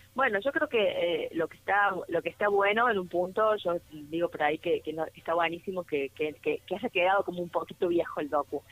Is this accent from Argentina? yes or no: yes; interior of Córdoba, Argentina; como cordobesa del interior, como soy yo también